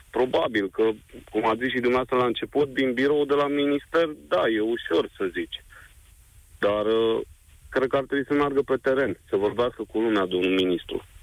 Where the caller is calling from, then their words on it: Brașov, Brașov County, Romania; din Brașov.